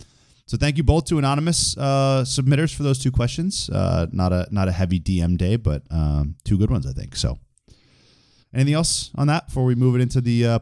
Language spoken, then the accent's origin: English; Boston, Massachusetts, United States; I'm also from Boston